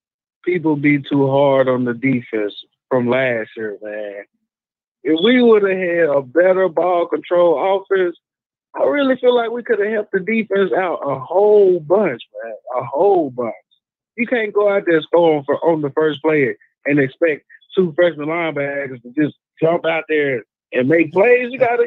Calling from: Sheffield, Alabama, United States; I'm calling in from Sheffield, Alabama.

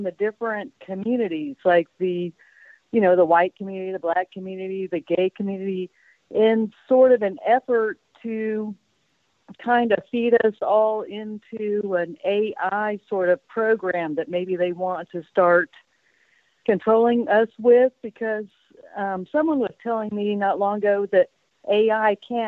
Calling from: Spain; I'm calling you from Spain.

